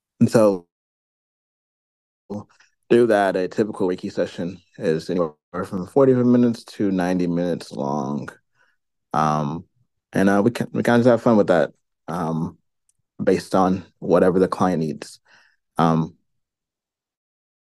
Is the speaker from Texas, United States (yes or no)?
no; St. Louis, Missouri, United States; I am from St. Louis, Missouri. I am born and raised here